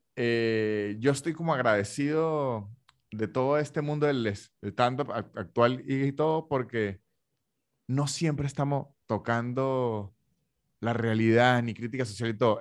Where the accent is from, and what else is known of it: Venezuela; now in Argentina